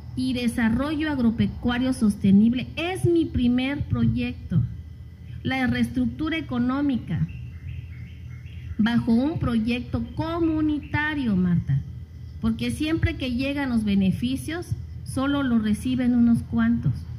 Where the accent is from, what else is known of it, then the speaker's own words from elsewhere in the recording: Asunción Ixtaltepec, Oaxaca, Mexico; yo estoy desde niña, desde los tres años, estoy en, en mi pueblo